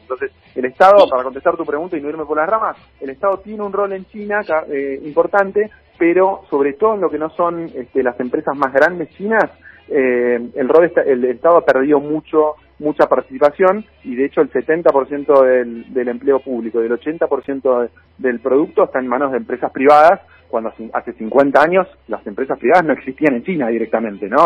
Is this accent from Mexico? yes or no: no; Argentina